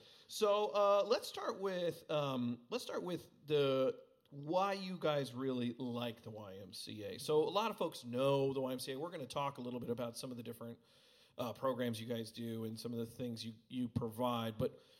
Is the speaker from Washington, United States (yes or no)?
yes; Lakewood, Washington, United States; I grew up in Lakewood, north of here